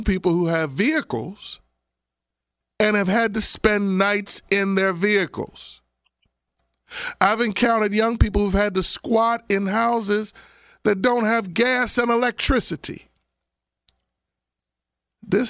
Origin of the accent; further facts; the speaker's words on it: Abington, Pennsylvania, United States; I grew up out in Abington, Pennsylvania.